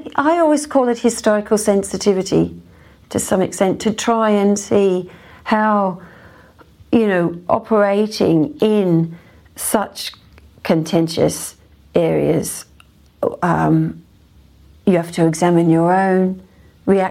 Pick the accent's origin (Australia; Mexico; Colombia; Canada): Australia; now in United Kingdom; It's interesting being an Australian. I'm obviously not Irish